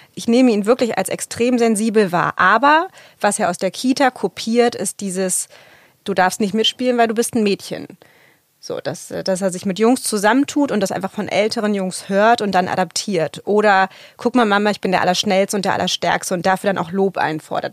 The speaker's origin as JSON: {"language": "German", "region": "Berlin", "country": "Germany", "tie": "born or raised there", "said": "ich bin im Plattenbau in Berlin-Lichtenberg aufgewachsen, als Kind afghanischer Einwanderer"}